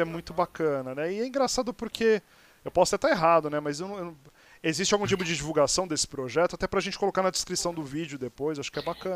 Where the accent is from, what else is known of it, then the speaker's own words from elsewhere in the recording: Santos, São Paulo, Brazil; moved away as an adult; now in São Paulo, Brazil; eu sou de Santos, mas moro em São Paulo já há 20 anos